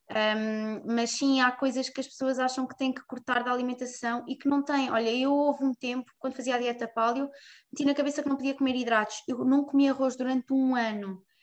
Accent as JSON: {"language": "Portuguese", "town": "Fátima", "region": "Centro", "country": "Portugal", "tie": "born or raised there", "also_born_or_lived": "Ourém / Covilhã", "said": "Cresci sempre em Fátima"}